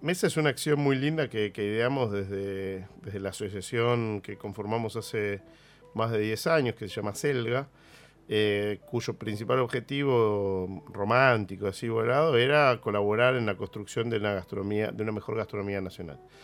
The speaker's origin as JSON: {"language": "Spanish", "country": "Argentina", "said": "nuestra identidad como argentinos"}